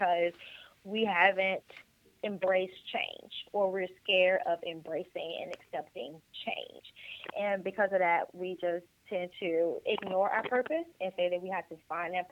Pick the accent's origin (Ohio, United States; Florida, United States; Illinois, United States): Illinois, United States; Chicago Heights; moved away as an adult; also born or lived in Atlanta, Georgia; now in Houston, United States; originally from Chicago Heights, Illinois, born and raised, with school at Clark Atlanta University in Atlanta, Georgia.